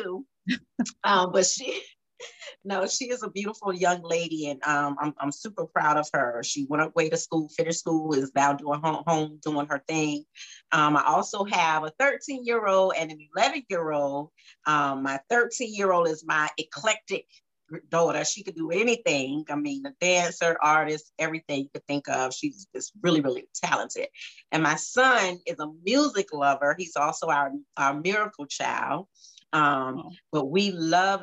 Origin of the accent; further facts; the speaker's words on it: Savannah, Georgia, United States; also born or lived in Jacksonville; I'm from Savannah, not born, but I've been here all my life